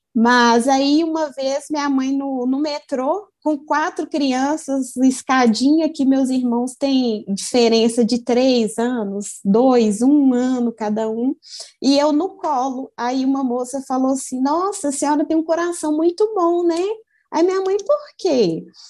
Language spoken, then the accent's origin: Portuguese; Brazil; sou de Birité